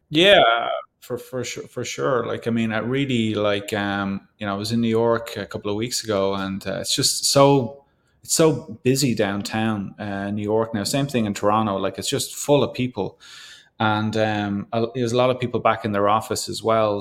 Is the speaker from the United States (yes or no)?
no; Ireland; now in Canada; being Irish